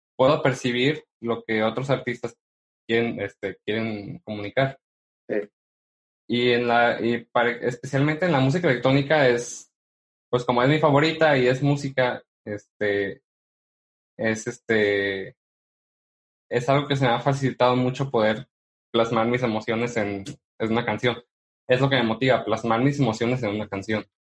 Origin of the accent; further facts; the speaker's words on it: Mexico; siendo mexicano y radicando en una, en una ciudad donde no hay mucho apoyo